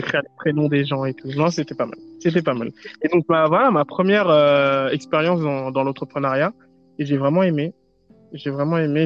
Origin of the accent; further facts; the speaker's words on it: France; je suis originaire de Côte d'Ivoire, mais je suis né en France